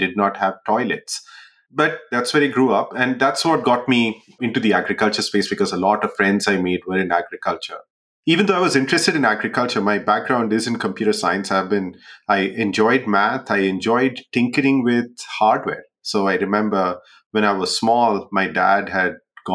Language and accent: English; Jamshedpur, Jharkhand, India; moved away; also born or lived in Bihar; I grew up in a city called Jamshedpur in India